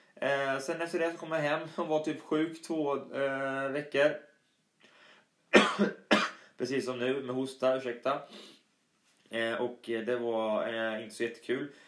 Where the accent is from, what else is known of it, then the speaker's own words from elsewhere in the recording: Östergötland, Sweden; accent: Östgötska; min dialekt östgötska är ju lite sådär rolig och bunnig